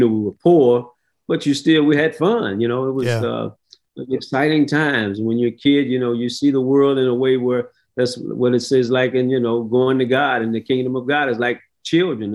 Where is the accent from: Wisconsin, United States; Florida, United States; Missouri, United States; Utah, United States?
Missouri, United States; St. Louis; as a kid, I grew up in the inner city of St. Louis, a little bit south of Ferguson, Missouri.